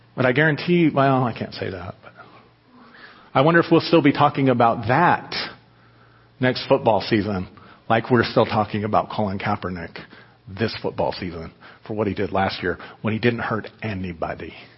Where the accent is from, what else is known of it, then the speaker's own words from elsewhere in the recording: United States; I was taught as an American